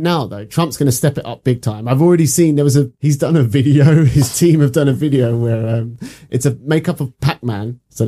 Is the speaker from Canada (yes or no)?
no; United Kingdom; I'm British. I'm not American